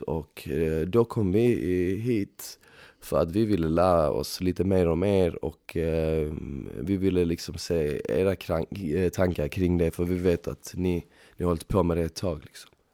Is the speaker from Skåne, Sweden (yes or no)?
yes; Malmö, Skåne, Sweden; moved away as an adult; now in Stockholm, Sweden; Jag kommer från Malmö ursprungligen.